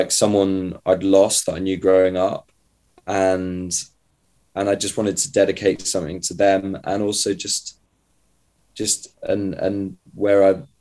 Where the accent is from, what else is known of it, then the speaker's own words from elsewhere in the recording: just outside Grantham, Lincolnshire, East Midlands, United Kingdom; moved away; I'm from a place just outside Grantham.